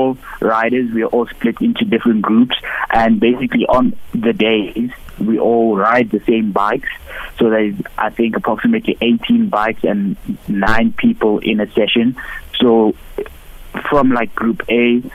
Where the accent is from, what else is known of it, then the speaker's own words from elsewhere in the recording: South Africa; I'm a South African racer